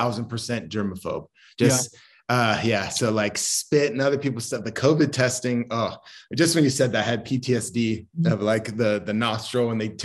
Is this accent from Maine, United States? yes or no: yes; Maine, United States; born there; And then I was born in New England. I was born in Maine. And then my dad worked for the FAA. So we just traveled a ton.